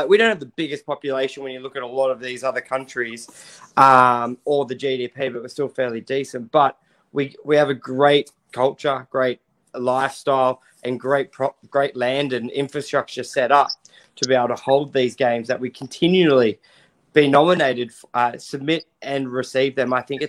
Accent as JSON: {"language": "English", "town": "Sydney", "region": "New South Wales", "country": "Australia", "said": "We're from Sydney."}